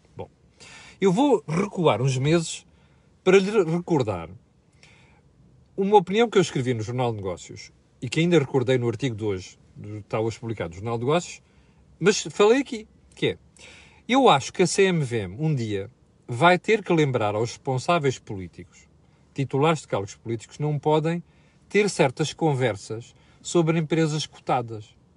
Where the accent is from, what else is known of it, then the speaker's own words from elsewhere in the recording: Portugal; nós, portugueses